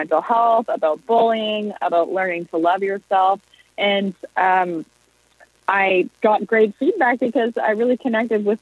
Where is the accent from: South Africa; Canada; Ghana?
Canada; Prince Edward Island; moved away as an adult; now in Toronto, Canada; I'm from Prince Edward Island, and I moved to Toronto when I was 19